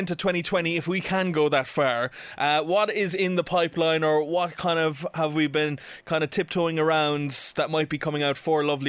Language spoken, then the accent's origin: English; Ireland; being an Irish man myself